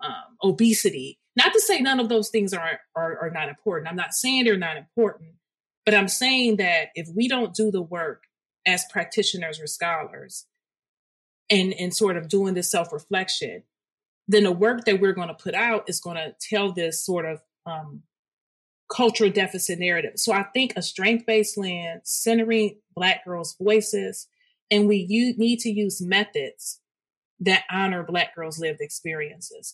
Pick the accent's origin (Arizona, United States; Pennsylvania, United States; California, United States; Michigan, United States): Michigan, United States; Detroit; through my K through 12 experience, I am from Detroit